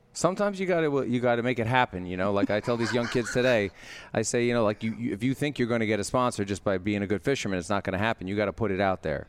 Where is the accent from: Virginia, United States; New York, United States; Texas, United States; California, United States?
New York, United States; New York City; I grew up, like, loading trucks, like, i, in New York City, down in Long Island City